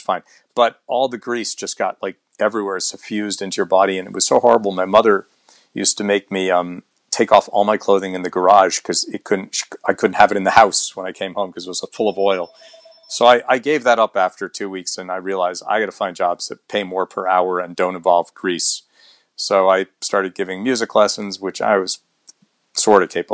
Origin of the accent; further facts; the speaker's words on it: United States; also born or lived in Boston, Massachusetts / New Jersey; Boston, Mass, and then outside of New York City in the New Jersey suburbs